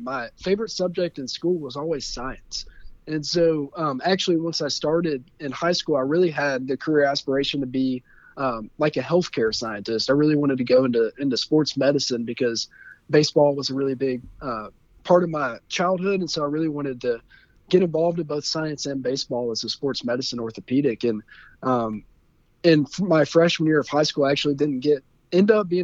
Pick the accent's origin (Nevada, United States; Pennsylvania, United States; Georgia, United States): Georgia, United States; Covington; I'm from Covington, Georgia, which is a town about 30 miles directly east of Atlanta, down there in the heart of the South. I love growing up in Covington